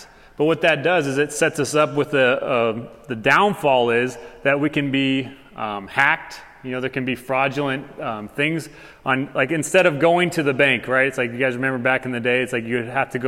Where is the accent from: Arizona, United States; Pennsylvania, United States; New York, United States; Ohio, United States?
Arizona, United States; Tucson; I'm from Tucson